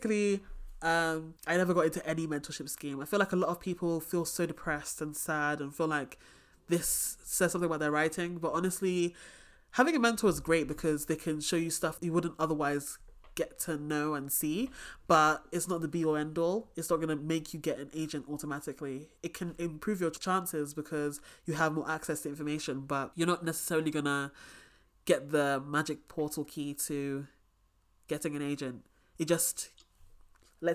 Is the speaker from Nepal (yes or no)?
no; England, United Kingdom; I'm English